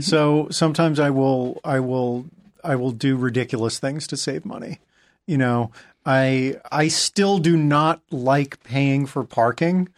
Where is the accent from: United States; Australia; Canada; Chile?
United States; New England; moved away; growing up in New England